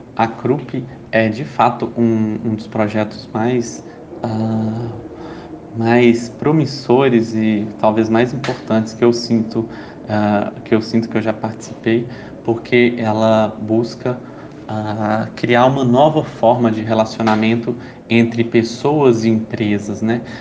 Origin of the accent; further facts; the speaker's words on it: Belo Horizonte, Minas Gerais, Brazil; now in São Paulo, Brazil; Eu nasci em Belo Horizonte, uh, mas a gravidade de São Paulo me puxou